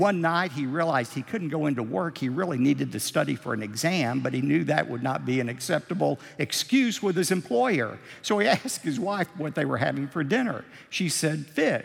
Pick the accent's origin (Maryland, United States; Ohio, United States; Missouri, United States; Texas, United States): Texas, United States; we're from Texas. We're known for creative embellishment